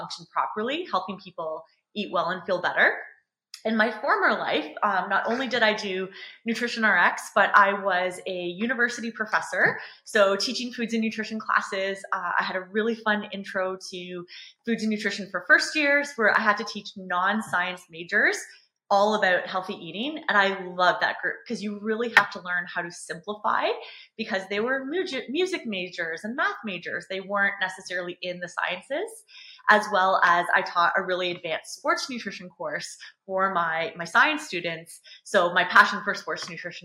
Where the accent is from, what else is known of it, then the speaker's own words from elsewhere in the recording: London, Ontario, Canada; I am a Canadian registered dietitian. So I'm from London, Ontario, Canada